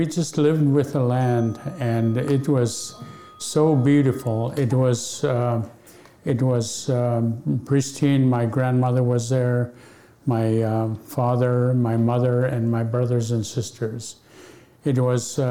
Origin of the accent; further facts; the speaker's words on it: Akiak, Alaska, United States; first language Yup'ik; English is a second language; growing up in Aquiac, we had no electricity